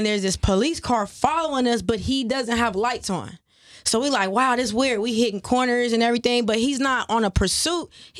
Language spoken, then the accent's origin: English; Compton, California, United States; I was born in Compton